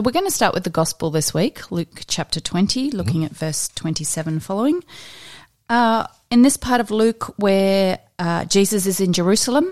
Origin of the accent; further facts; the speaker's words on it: Australia; we're Australian